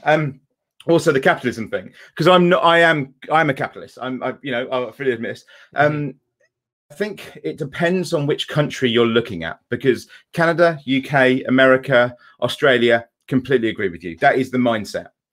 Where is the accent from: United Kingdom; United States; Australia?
United Kingdom; England; I'm, I'm English